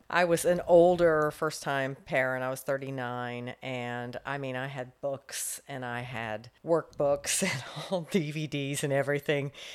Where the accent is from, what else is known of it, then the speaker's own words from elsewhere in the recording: Fort Walton Beach, Florida, United States; also born or lived in North Carolina; I grew up in Fort Walton Beach. My dad was in the Air Force